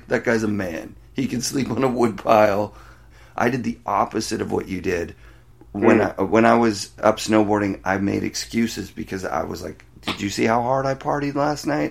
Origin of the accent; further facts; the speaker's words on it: Canada; I'm a Canadian